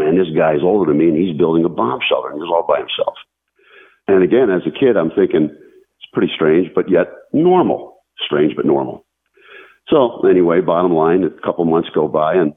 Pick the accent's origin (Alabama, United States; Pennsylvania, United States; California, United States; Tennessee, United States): Pennsylvania, United States; small town next to the Blue Mountain; When I was a kid, 11 or 12 years old. We used to live in a small town next to a major mountain, the Blue Mountain, which is a lot of people know as the Appalachian Trail goes through it.